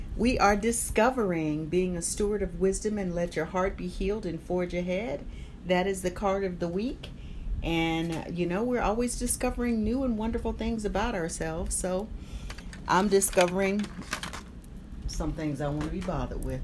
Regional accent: Albany, Georgia, United States; I had a place in my hometown, Albany, Georgia

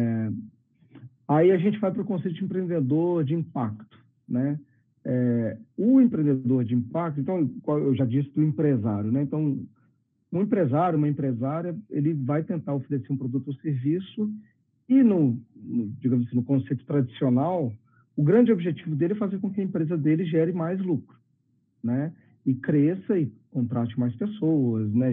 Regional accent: Belo Horizonte, Minas Gerais, Brazil; also born or lived in India; eu, eu sou daqui de BH, estou falando de Belo Horizonte hoje, eu sou daqui também

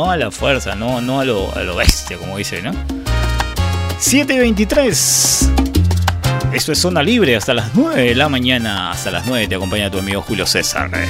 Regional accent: Peru; en el caso de que ya cuando perjudica al, el ente el Estado que somos todos los peruanos, el ingreso económico, ¿no?

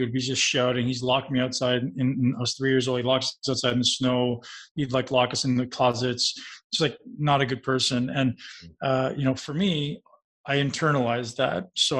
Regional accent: Toronto, Ontario, Canada; I lived in a big city. I grew up in Toronto. I was riding the bus.

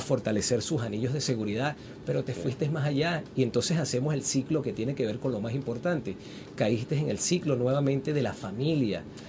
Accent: Venezuela; como venezolanos

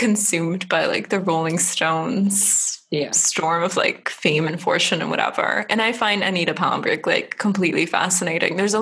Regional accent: Germany; moved away; I grew up in Germany

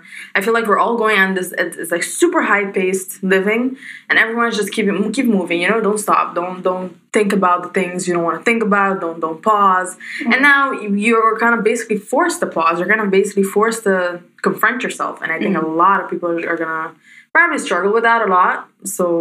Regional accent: Aruba; we're both from Aruba

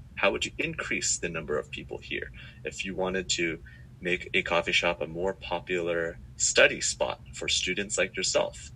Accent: Silicon Valley, California, United States; moved away as an adult; now in Singapore; I grew up in the Silicon Valley

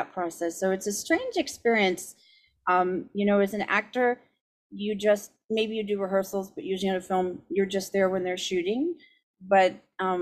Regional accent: San Diego, California, United States; moved away; also born or lived in Cambridge / Los Angeles; I'm from San Diego originally

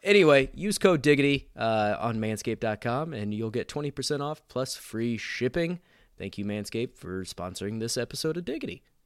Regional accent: Indiana, United States; I'm from Indiana

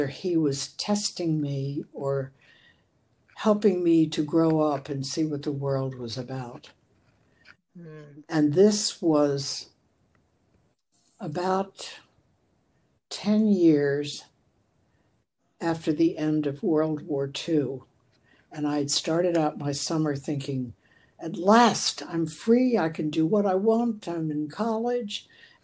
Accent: Baltimore, Maryland, United States; I grew up in Baltimore

